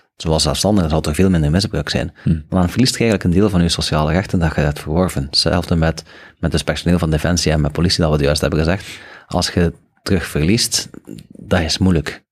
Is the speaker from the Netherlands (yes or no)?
no; Belgium